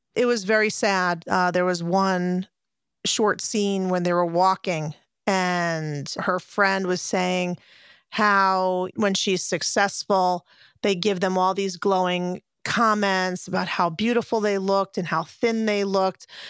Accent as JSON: {"language": "English", "country": "United States", "said": "being an American and watching American gymnastics as a kid"}